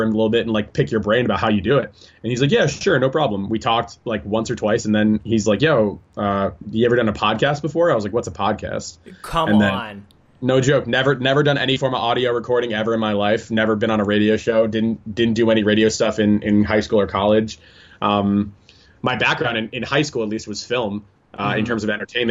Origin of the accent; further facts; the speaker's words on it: Englewood, New Jersey, United States; moved away as an adult; also born or lived in Japan; I was born in Englewood, New Jersey